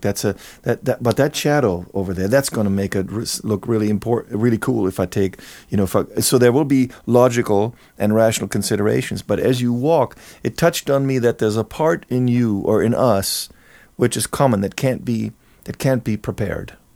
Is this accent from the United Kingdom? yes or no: no; near Cologne, North Rhine-Westphalia, Germany; moved away as an adult; now in Los Angeles, United States; I grew up in Germany. Um, in Cologne, very close, small town close to Cologne